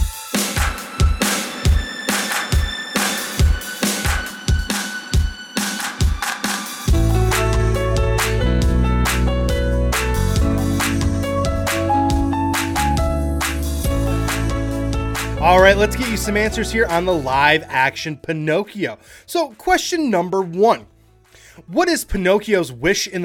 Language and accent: English; Michigan, United States; I'm from Michigan